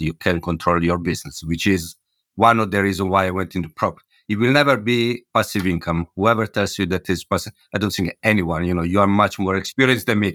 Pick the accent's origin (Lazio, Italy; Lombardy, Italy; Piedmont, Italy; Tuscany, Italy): Lombardy, Italy; Milan; moved away as an adult; also born or lived in Hamburg / London; now in Bristol, United Kingdom; Milano, where I come from